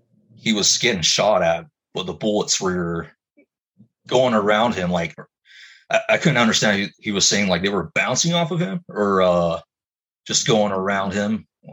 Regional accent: Mexico; Well, yeah, man, like, I grew up in Mexico for several years, but I remember seeing stuff like that as well.

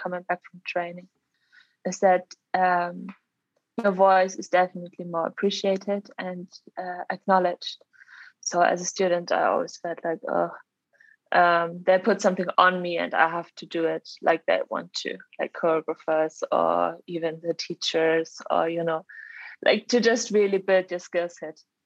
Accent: Germany; moved away as an adult; also born or lived in Leeds; now in London, United Kingdom; So I'm originally from Germany, but I live in London currently.

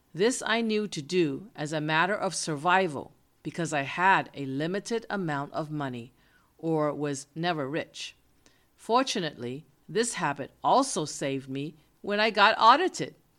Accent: United States; I am an American

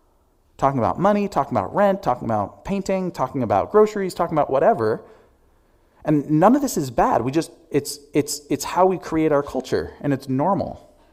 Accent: Albania; now in United States; You know, when I moved here from Albania, which still to this day is the poorest nation in Europe, I remember walking into...

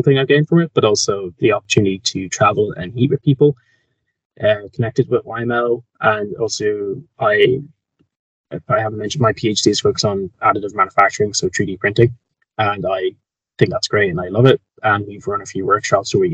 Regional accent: Kildare, Leinster, Ireland; I'm Irish. I'm from Kildare, which is just outside of Dublin

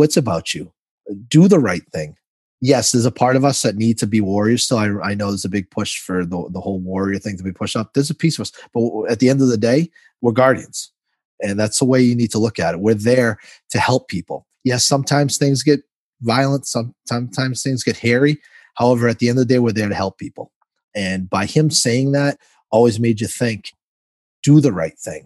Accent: Lawrence, Massachusetts, United States; I'm born and raised in Massachusetts

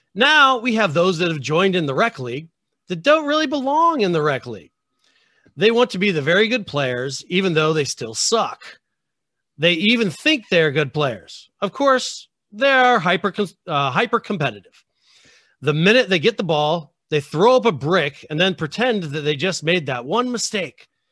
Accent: United States

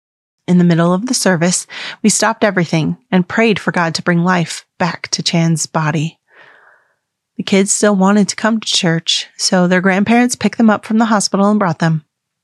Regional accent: the Bible Belt, United States; I grew up Catholic in the Bible Belt of the United States.

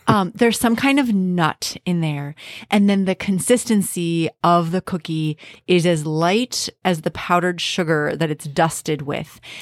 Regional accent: Minnesota, United States; as a Minnesotan

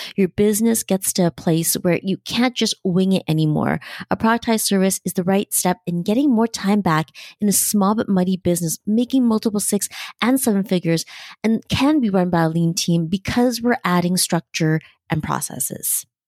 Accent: Canada; As a Canadian

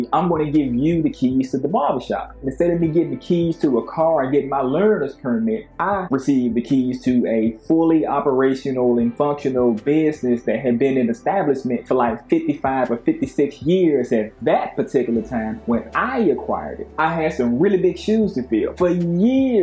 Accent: Nashville, Tennessee, United States; moved away as an adult; also born or lived in West Coast; I was born in East Nashville, Tennessee, and my family is a business-oriented family

